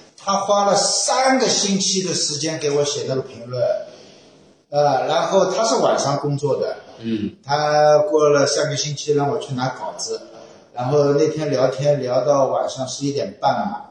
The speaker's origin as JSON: {"language": "Chinese", "region": "Shanghai", "country": "China", "accent": "Shanghainese; Shanghai-accented Mandarin", "said": "我一直说上海话"}